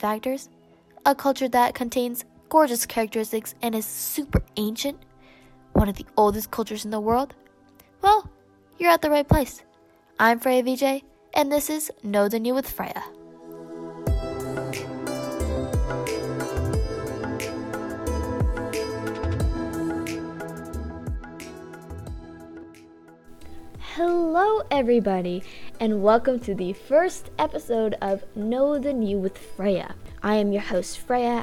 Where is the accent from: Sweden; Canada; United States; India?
Canada; I was born in Canada, I haven't had that full experience and knowledge of what it was like to live in Tamil Nadu